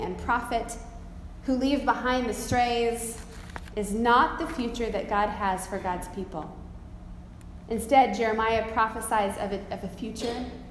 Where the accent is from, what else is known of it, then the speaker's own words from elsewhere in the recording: United States; I'm an American